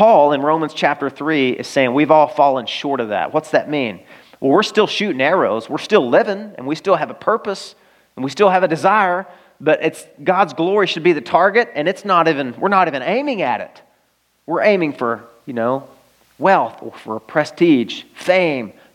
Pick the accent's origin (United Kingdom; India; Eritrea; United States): United States; Arkansas; moved away; I grew up in Arkansas